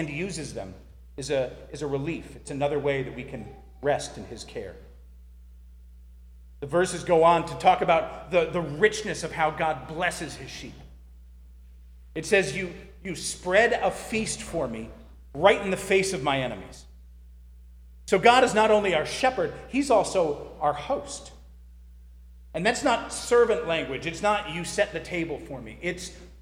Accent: near Boston, Massachusetts, United States; I grew up near Boston, where the roads make absolutely no sense

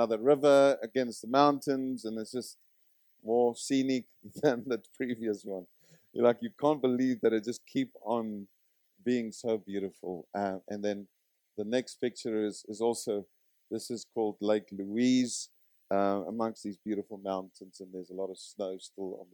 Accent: Zimbabwe; I come from Zimbabwe

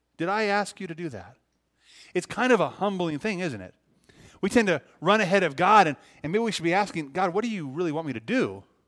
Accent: Libby, Montana, United States; moved away as an adult; now in Mount Shasta, United States; it's Montana, it's my, my home

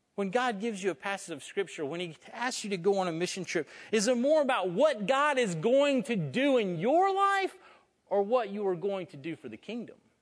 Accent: North Florida, United States; I'm from North Florida

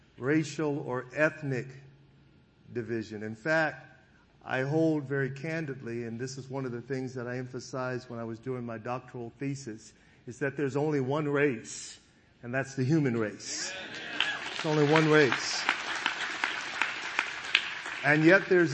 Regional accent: Sacramento, California, United States; also born or lived in Foothill Farms, California; I was raised in the Del Paso Heights community in Sacramento, and later my family would be we would actually move into an area called Foothill Farms

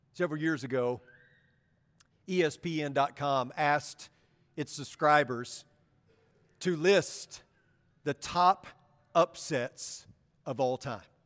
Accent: Paragould, Arkansas, United States; I grew up in Paragould, Arkansas, and I attended elementary school just down the street from where I lived, Baldwin Elementary

